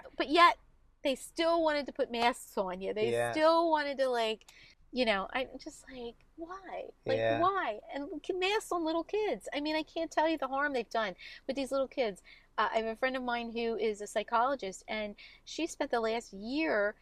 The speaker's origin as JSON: {"language": "English", "town": "Collingdale", "region": "Pennsylvania", "country": "United States", "tie": "born or raised there", "said": "I grew up in Collingdale"}